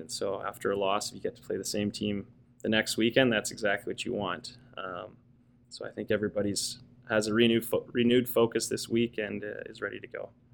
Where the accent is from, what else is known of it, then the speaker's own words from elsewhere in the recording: Coquitlam, British Columbia, Canada; moved away as an adult; also born or lived in Victoria, Canada / Ontario, Canada; now in Toronto, Canada; I grew up in in Coquitlam.